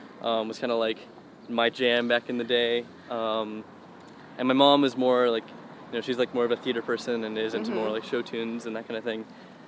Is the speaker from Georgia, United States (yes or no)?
yes; Georgia, United States; moved away as an adult; Yeah, yeah, I'm from Georgia. That's where I like grew up and kind of got into acting and everything was in Georgia. I moved out here like in September.